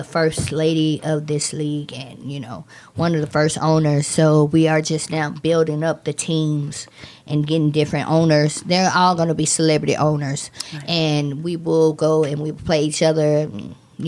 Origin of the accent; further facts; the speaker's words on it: Atlanta, Georgia, United States; my hometown, Atlanta